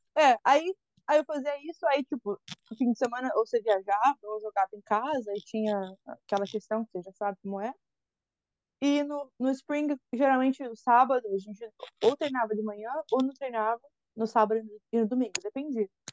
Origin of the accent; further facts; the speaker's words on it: Brazil; moved away as an adult; also born or lived in Valinhos, São Paulo / Louisiana; now in United States; eu sou do Brasil